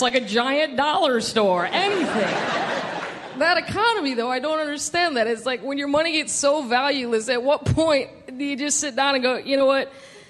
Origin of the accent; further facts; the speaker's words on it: Midwest, United States; now in Los Angeles, United States; I knew nothing of Mexican culture. I'm originally from the Midwest. I moved to Los Angeles.